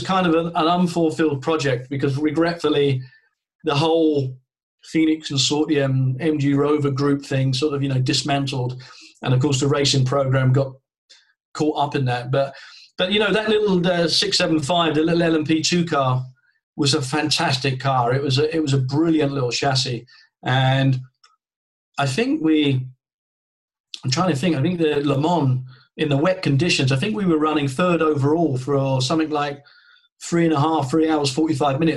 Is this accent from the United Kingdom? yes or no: yes; United Kingdom; to come as a Brit